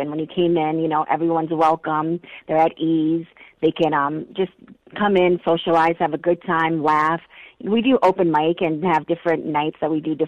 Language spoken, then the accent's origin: English; Marshall, United States; I grew up in Marshall